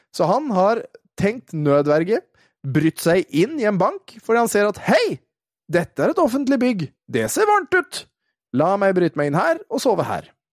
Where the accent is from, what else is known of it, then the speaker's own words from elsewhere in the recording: Våler, Østfold, Norway; jeg kommer fra Våler i Østfold. Eh, og Våler i Østfold, når jeg var ung gutt, eh, der var det jo flere asylmottak